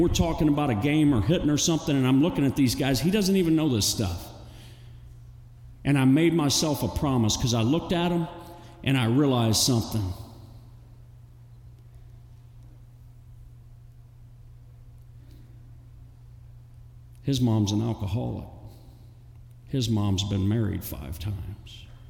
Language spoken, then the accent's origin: English; Texas City, Texas, United States; I grew up in Texas City, Galveston